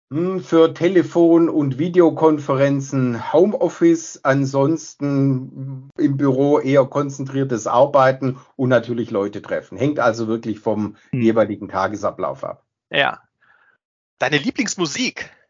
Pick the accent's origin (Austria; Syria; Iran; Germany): Germany; Stuttgart, Baden-Württemberg; born there